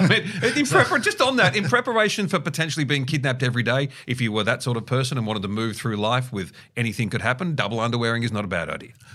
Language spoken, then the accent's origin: English; Australia; growing up in Australia in the, in the early eighties